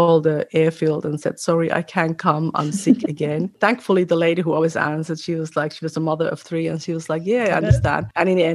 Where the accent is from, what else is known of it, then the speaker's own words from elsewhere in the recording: Finland; also born or lived in Australia; now in New South Wales, Australia; I'm from Finland, but I live in Australia